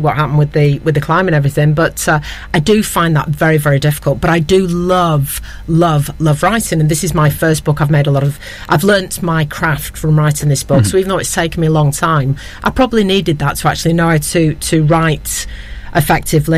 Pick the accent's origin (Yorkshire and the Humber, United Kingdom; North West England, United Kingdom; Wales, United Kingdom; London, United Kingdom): North West England, United Kingdom; Ramsbottom; growing up in Ramsbottom with my very charismatic, slightly alcoholic father